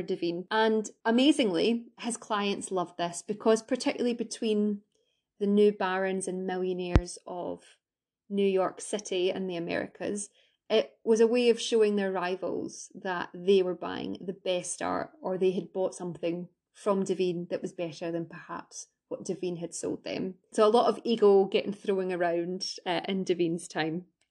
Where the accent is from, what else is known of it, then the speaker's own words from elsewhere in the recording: Scotland, United Kingdom; I'm Scottish